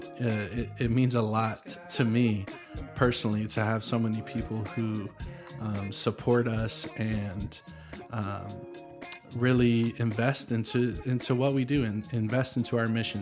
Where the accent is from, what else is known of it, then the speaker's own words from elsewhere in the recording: Nashville, Tennessee, United States; also born or lived in Franklin, Tennessee; I was born in Nashville, thirty minutes from here